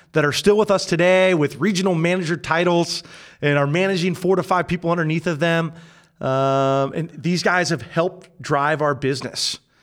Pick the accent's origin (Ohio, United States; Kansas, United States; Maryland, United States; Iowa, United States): Ohio, United States; Findlay; moved away as an adult; also born or lived in Chicago; now in Columbus, United States; I'm from Findlay